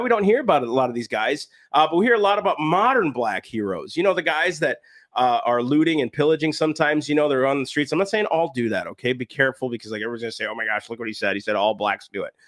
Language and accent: English; United States; I'm an American of these United States